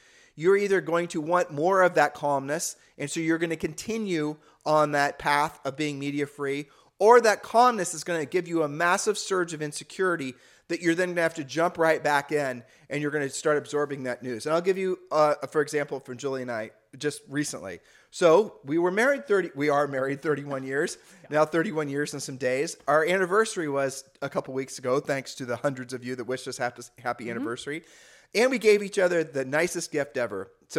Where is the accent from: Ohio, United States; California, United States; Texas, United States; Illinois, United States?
Ohio, United States; people used to say that when we were growing up in Ohio.